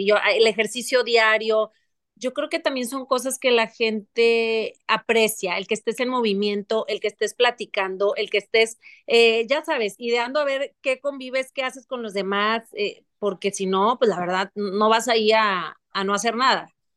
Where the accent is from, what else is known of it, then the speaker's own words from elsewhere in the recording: Monterrey, Nuevo León, Mexico; moved away; also born or lived in Paris, France; fueron seis años que viví fuera no es el común denominador de una regia, de familia